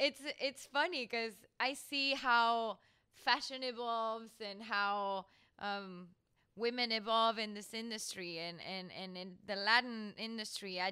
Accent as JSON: {"language": "English", "country": "Spain", "also_born_or_lived": "Mexico", "moved": "yes", "said": "I come from Spain"}